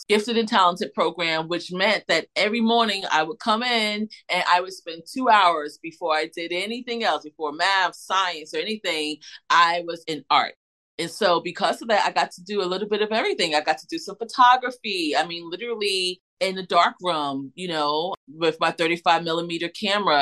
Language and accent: English; Irvington, New Jersey, United States; moved away as an adult; also born or lived in Philadelphia, United States; now in South Jersey, United States; growing up in Irvington, New Jersey, which is a sub well, which was a suburb of Newark, New Jersey